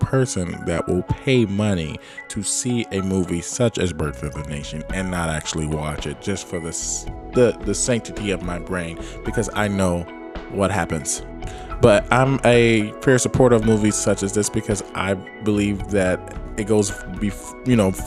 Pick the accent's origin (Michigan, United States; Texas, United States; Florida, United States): Michigan, United States; Detroit; also born or lived in Boston, Massachusetts; now in Los Angeles, United States; I am from Detroit, Michigan, and educated in Boston, Massachusetts.